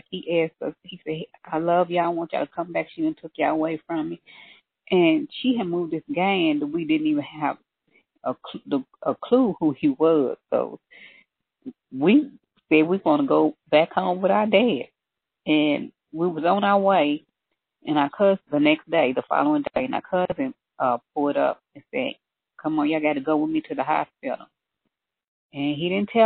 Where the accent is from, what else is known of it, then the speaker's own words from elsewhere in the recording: Louisville, Kentucky, United States; I was born and raised in Louisville, Kentucky